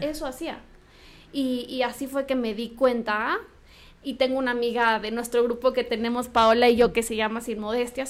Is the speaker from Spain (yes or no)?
no; Morelia, Michoacán, Mexico; moved away; yo soy de Morelia